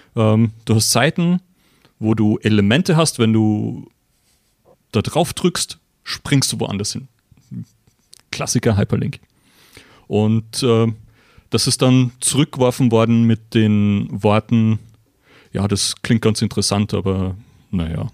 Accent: Austria; moved away as an adult; also born or lived in CERN, Geneva; now in Switzerland; Ich bin ursprünglich aus Österreich, bin jetzt aber schon seit 17 Jahren hier

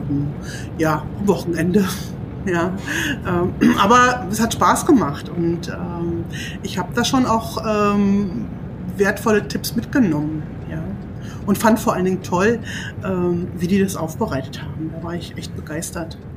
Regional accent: Brandenburg, Germany; also born or lived in Berlin; Ich komme ja ursprünglich aus Berlin und habe dort, beziehungsweise aus Brandenburg

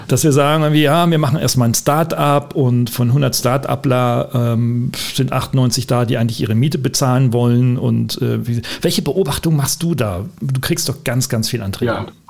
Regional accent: Oldenburg, Lower Saxony, Germany; da wir beide Norddeutsche sind, du in Hamburg und ich, ja. aus, ich aus Ollenburg

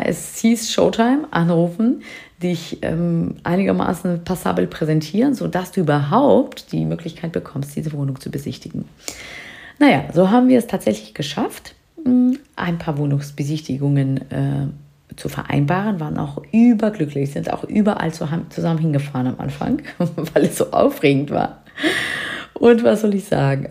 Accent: near Hanover, Lower Saxony, Germany; Wir kommen hier aus der Nähe von Hannover

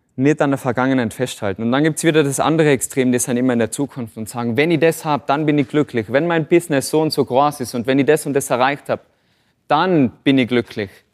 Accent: Tyrol, Austria; bei uns in Tirol

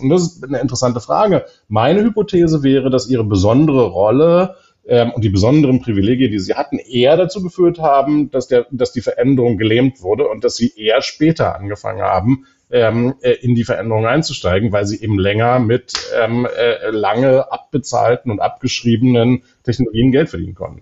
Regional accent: Berlin, Germany; als Berliner

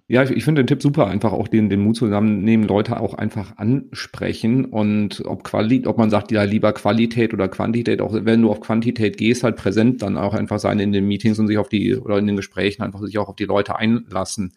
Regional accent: Cologne, North Rhine-Westphalia, Germany; als Kölner

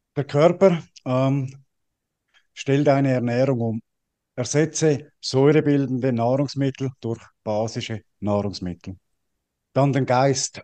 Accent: Switzerland; ich bin ja als Schweizer

